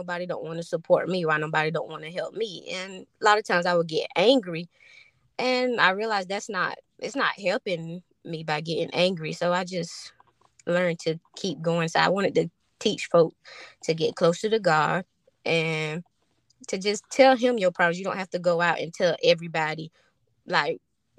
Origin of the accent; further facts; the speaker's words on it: Fairmont, North Carolina, United States; I'm from Fairmont, North Carolina. And it's a little small town